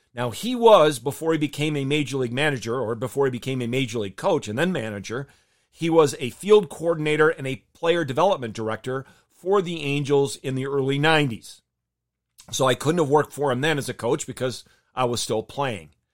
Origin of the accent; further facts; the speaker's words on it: Michigan, United States; I grew up in Michigan.